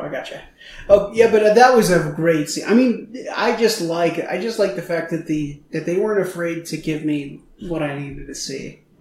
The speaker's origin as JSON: {"language": "English", "town": "Eugene", "region": "Oregon", "country": "United States", "tie": "born or raised there", "moved": "yes", "said": "I grew up in Eugene."}